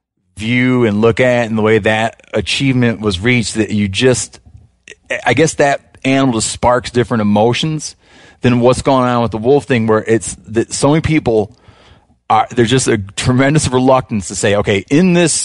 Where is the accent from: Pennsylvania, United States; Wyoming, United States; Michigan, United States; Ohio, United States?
Michigan, United States; They're not doing fantastic in the southern portion of my home state of Michigan, which is absent of them.